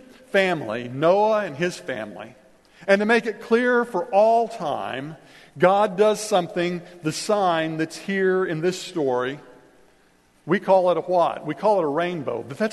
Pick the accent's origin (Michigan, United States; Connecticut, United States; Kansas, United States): Kansas, United States; I grew up in Kansas